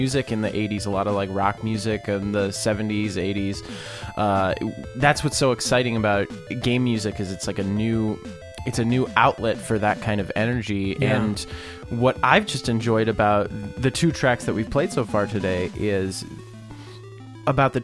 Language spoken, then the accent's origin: English; Minnesota, United States; we're from Minnesota